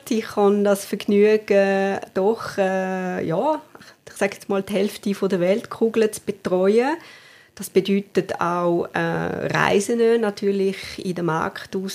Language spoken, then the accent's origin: German; Valais, Switzerland; moved away as an adult; Also ich bin am Fuß des Waldanivier aufgewachsen, in der Nähe von Sierre. Bin aber, äh, ja, glaub, mit 18,5 äh, habe ich das Wallis verlassen